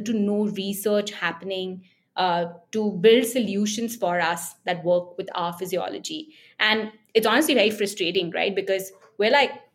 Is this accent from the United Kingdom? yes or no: no; India; as Indian women